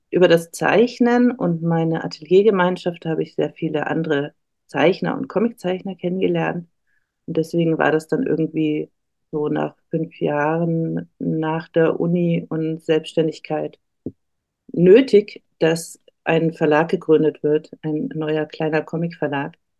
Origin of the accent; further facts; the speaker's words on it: Erlangen, Bavaria, Germany; moved away as an adult; also born or lived in Nuremberg; now in Berlin, Germany; ich bin in Erlangen geboren